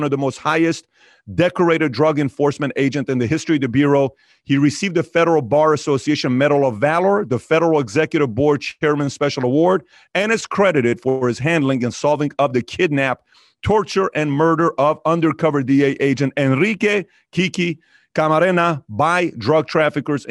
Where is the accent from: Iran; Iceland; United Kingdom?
Iran; moved away; I'm from Iran